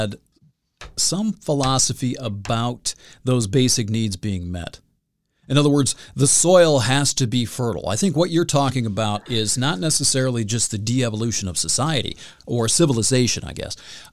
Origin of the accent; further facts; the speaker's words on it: United States; moved away; vast swaths of rural America who have been experiencing just that thing for 15 years. My hometown was one of them. It was factory-based.